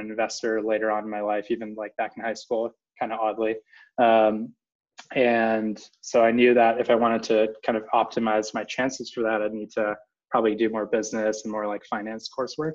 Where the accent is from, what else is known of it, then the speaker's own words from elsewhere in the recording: Silicon Valley, California, United States; growing up in the Silicon Valley